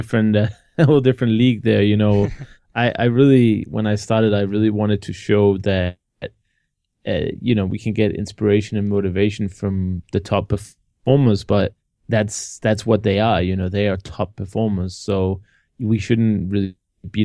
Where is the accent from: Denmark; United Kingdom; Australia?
Denmark; moved away as an adult; now in Hungary; I'm 28 years old. I was born in Denmark, but for the last year I've been living abroad, mostly in Hungary, with a few minor stays in other countries.